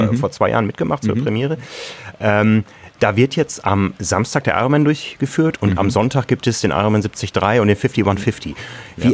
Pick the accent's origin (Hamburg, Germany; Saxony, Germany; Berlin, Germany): Hamburg, Germany; ich bin Hamburger